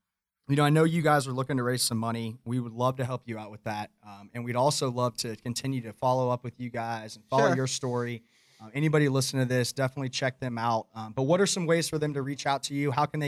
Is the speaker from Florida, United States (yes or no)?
yes; Winter Park, Florida, United States; I was Winter Park.